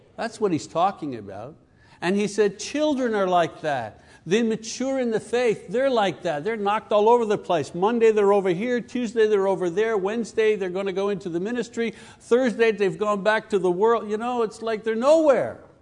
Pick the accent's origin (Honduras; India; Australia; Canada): Canada; I come from Canada.